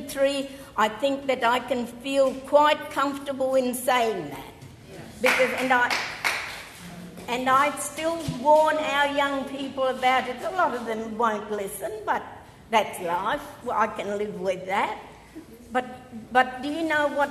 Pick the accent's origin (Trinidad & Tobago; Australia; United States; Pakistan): Australia; Flinders Ranges, South Australia; And I come from the Flinders Ranges.